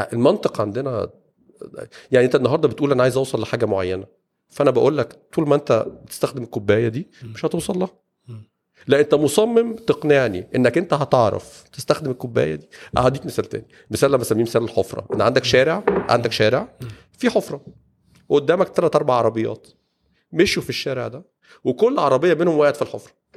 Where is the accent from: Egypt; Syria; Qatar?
Egypt; عندنا في مصر